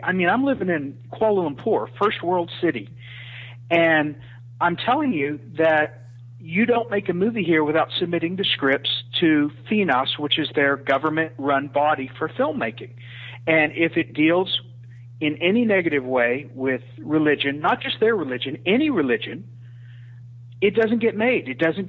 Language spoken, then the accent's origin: English; United States; moved away as an adult; now in Malaysia; As you know, I live in an Islamic country. I'm an American expat who lives overseas.